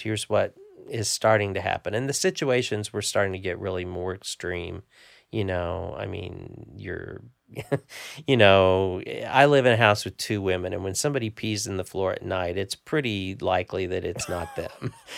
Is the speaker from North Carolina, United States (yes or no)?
no; Evansville, Indiana, United States; Grew up in the southern tip of Indiana